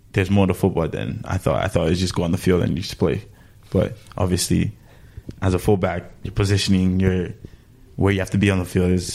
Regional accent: Canada; And plus, I have to pick him because I'm from Canada.

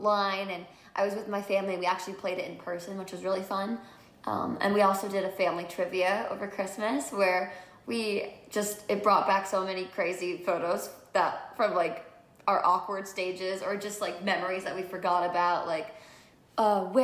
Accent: New Jersey, United States; now in Los Angeles, United States; I grew up in New Jersey, so 45 minutes from the city

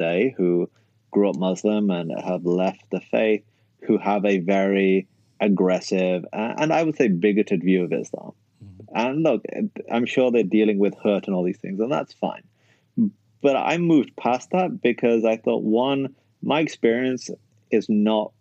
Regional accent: United Kingdom; moved away as an adult; also born or lived in Canada / United States; when you grow up in an ethnic minority in the UK, like the Pakistani community

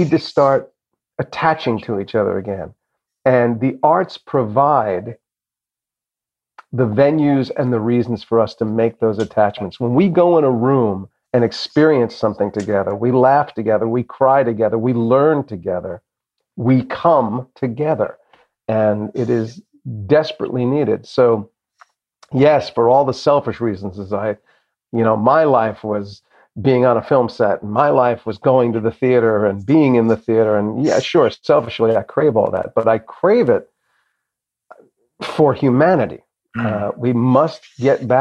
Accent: New Jersey, United States; also born or lived in Boston; when I was a younger kid growing up in Jersey

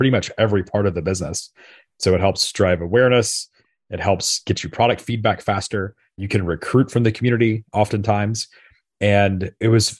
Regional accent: Memphis, Tennessee, United States; this was in Memphis, Tennessee, my hometown.

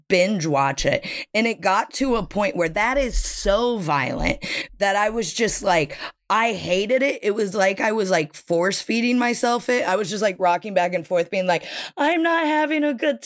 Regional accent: United States; moved away as an adult; now in United Kingdom; I am American and I live in the UK, have for 8 years now

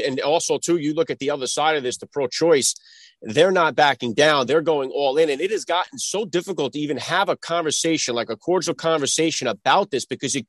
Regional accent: United States; as an American, very, very concerned about the direction my country is headed. And number two, as a Catholic

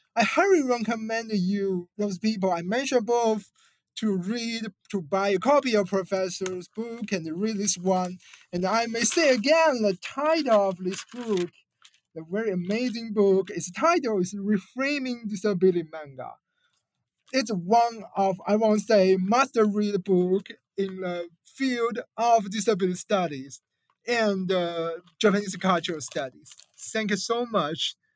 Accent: China; I come from China

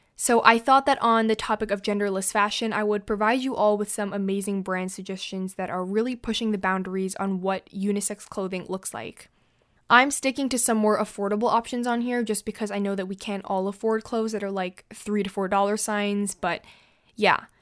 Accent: United States; I'm not French, um, I'm American

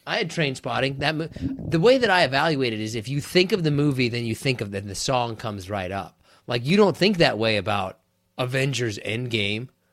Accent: Kansas, United States; I'm from Kansas

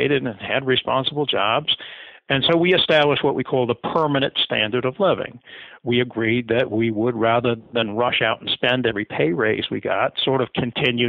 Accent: the rural Midwest, United States; I grew up in the rural Midwest, lower income family

